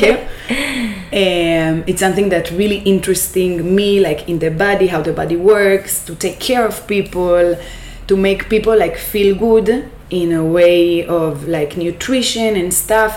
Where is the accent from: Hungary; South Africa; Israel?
Israel; moved away as an adult; now in Panama; i'm coming from israel from my hometown it's a desert